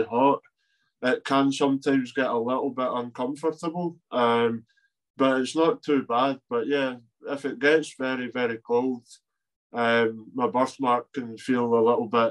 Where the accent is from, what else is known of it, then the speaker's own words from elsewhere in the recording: Scotland, United Kingdom; I'm from Scotland